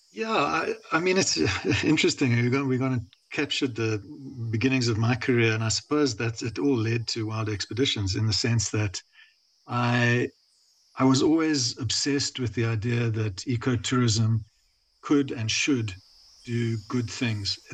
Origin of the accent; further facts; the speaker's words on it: South Africa; I, am South African